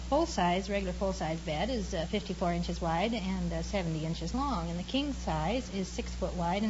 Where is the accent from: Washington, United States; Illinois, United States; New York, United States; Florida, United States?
Illinois, United States; Chicago; now in California, United States; I was born in Chicago, the north side of Chicago.